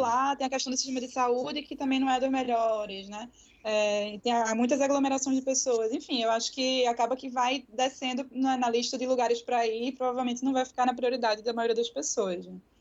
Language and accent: Portuguese; Recife, Pernambuco, Brazil; eu sou recifense